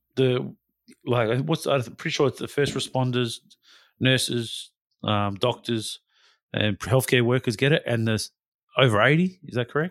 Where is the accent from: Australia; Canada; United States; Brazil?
Australia; Western Australia; as a West Australian, as an Australian citizen